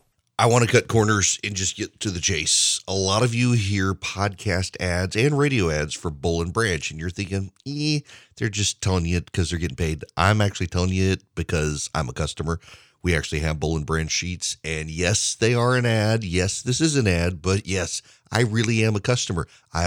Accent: Dubai, United Arab Emirates; I grew up in the Middle East. I grew up in Dubai.

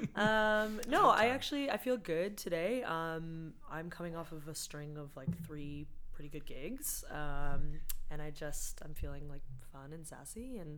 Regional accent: Boston, Massachusetts, United States; moved away as an adult; now in Toronto, Canada; I'm from Boston originally. I'm American

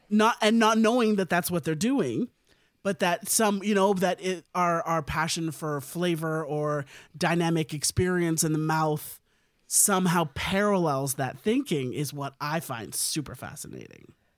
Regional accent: India; as an Indian person myself

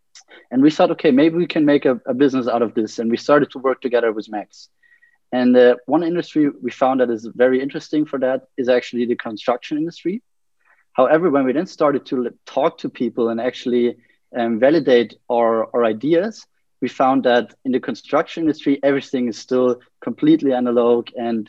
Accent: Munich, Bavaria, Germany; I'm from Munich, 24 years old.

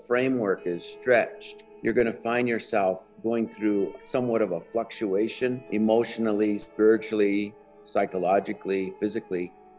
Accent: United States; I live in Northwest New Mexico. I am Native American. I'm Navajo. I grew up on the reservation. I was born in 1954.

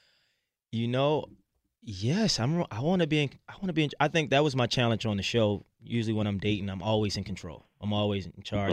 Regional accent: Baltimore, Maryland, United States; growing up in Baltimore City

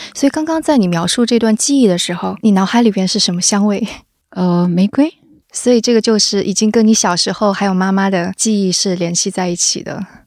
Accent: Jiangsu, China; 我是江苏人

